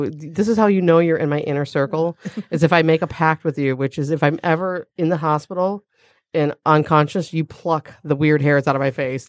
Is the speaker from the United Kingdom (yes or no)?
yes; England, United Kingdom; I'm English, so all my hair is really fine